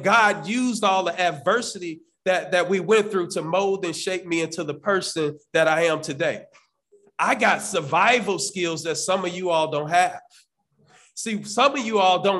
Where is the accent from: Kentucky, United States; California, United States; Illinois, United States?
Illinois, United States; Chicago; growing up in Cabrini Green for many years